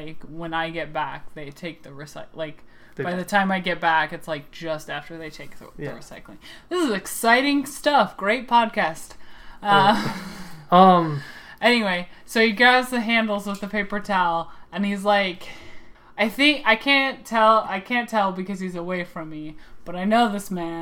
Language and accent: English; Midwest, United States; accent: Midwestern; my Midwestern accent